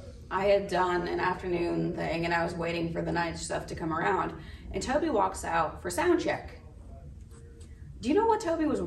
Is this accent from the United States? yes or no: yes; North Central Missouri, United States; now in Nashville, United States; I'm from North Central Missouri. When I was there, the town had 222 people. After I left, it had 198. So I guess I took some with me. But I grew up on a farm. Just very rural America, typical childhood.